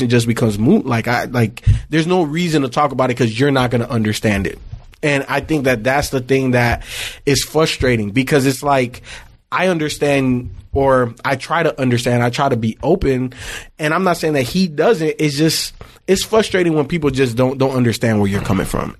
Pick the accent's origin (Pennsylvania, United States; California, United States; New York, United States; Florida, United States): Florida, United States; Miami; I grew up in Miami